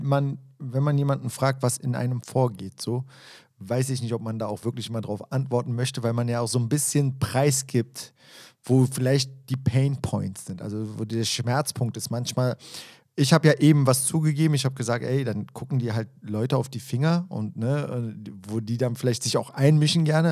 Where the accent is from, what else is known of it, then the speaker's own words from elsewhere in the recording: Berlin, Germany; ich bin ja auch ein Berliner Junge